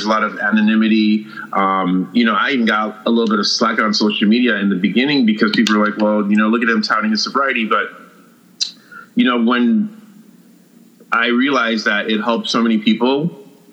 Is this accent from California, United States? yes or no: no; New York City, New York, United States; I grew up in New York City in the 80s and 90s